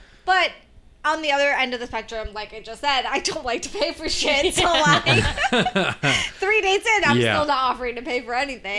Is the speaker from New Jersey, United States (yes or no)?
yes; New Jersey, United States; now in New York, United States; I'm from New Jersey.